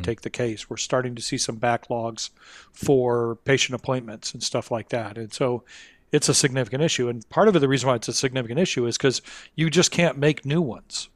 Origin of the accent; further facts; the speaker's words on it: Kalamazoo, Michigan, United States; my hometown, um, Kalamazoo, Michigan